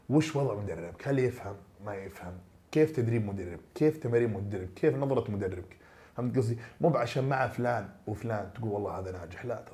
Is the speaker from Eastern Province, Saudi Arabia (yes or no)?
yes; Eastern Province, Saudi Arabia; من الشرقيه مره كويس انا من الشرقيه